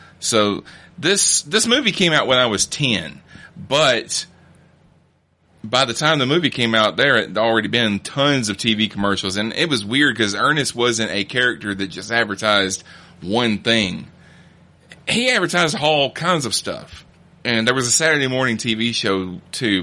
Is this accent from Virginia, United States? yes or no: no; rural Alabama, United States; I grew up in Alabama, and I grew up in rural Alabama